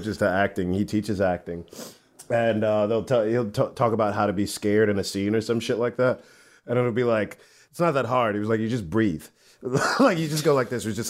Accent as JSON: {"language": "English", "town": "New York City", "region": "New York", "country": "United States", "said": "I'm from Brooklyn."}